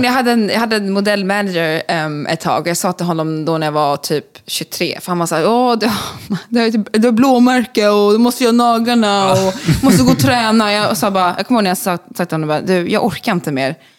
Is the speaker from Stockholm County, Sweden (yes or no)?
yes; Stockholm, Stockholm County, Sweden; moved away as an adult; also born or lived in Skåne; now in Los Angeles, United States; jag är född i Stockholm, eh, bodde där tills jag var femton, eh, på Gärdet i Östermalm